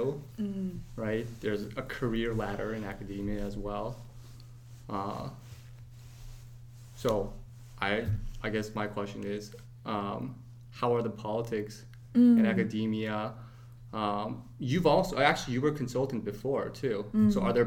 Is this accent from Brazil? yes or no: yes; Brazil; moved away as an adult; now in Bay Area, United States; I grew up in Brazil most of my life. And then I went to Cal to study